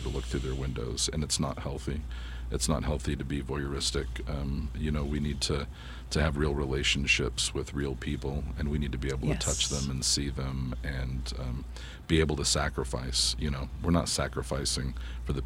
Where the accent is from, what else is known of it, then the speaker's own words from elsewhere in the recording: United States; I love being an American.